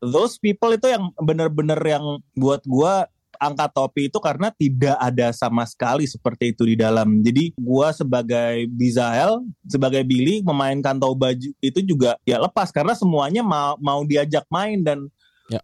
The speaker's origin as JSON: {"language": "Indonesian", "region": "Jakarta", "country": "Indonesia", "tie": "born or raised there", "said": "Lahir dan besar di Jakarta gua"}